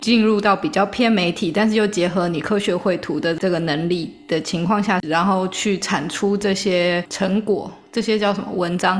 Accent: Taiwan; 我们在台湾长大

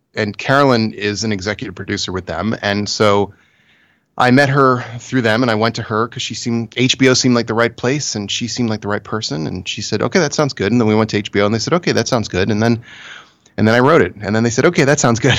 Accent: United States; I'm very American

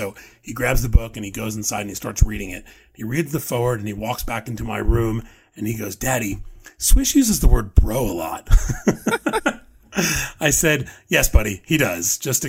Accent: New York, United States; as a kid growing up in New York with a father who grew up, you know, blocks from Yankee Stadium.

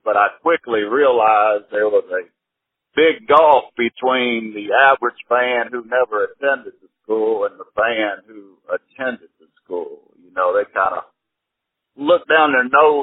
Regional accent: Annapolis, Maryland, United States; I was born in Annapolis, Maryland

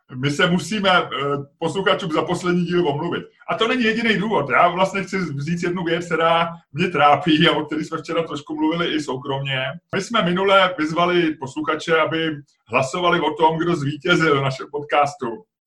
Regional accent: Czechia

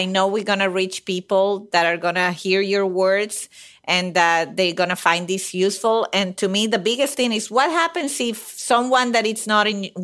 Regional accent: Venezuela; moved away; I'm from Venezuela.

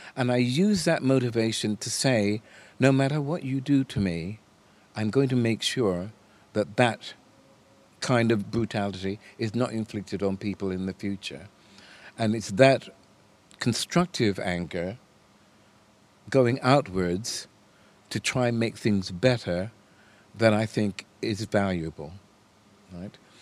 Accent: United States; moved away; I was born in America

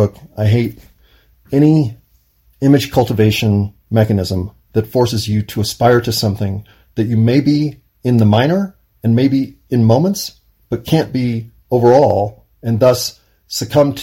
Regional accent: United States; being an American

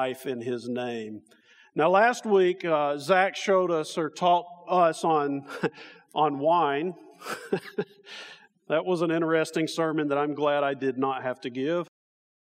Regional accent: Alabama, United States; now in Indiana, United States; We come from Alabama, my family and me

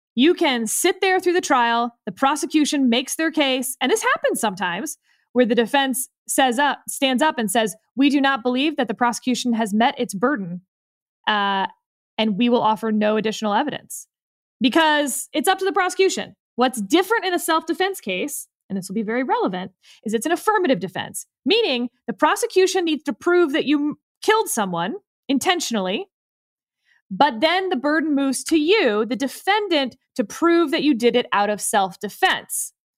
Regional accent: Houston, Texas, United States; I'm actually from Houston

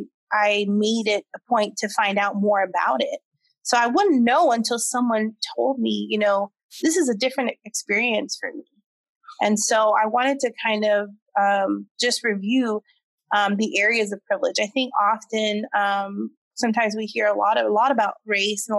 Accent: United States; first language English; I am American born. I am native English speaker.

